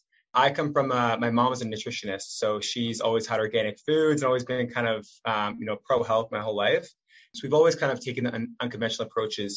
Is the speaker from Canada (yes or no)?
yes; Toronto, Ontario, Canada; I'm from Toronto, Ontario